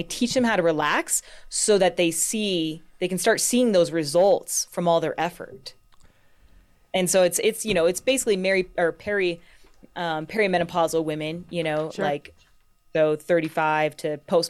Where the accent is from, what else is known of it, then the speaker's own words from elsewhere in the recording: California, United States; now in Colorado, United States; So I grew up in California. I probably spent, you know, about half my life down there. And then once I got in Colorado, I never wanted to leave.